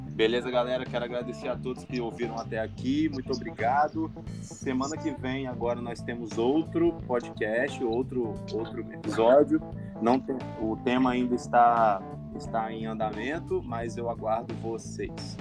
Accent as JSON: {"language": "Portuguese", "region": "Espírito Santo", "country": "Brazil", "said": "o nosso papel como capixaba"}